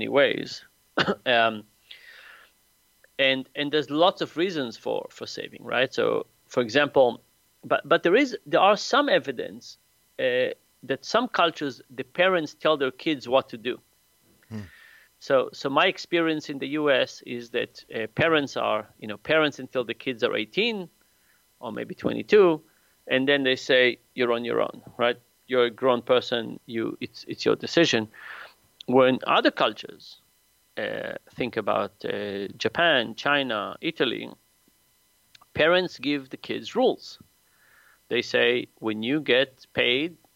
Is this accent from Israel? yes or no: yes; Israel; moved away as an adult; now in United States; I grew up in Israel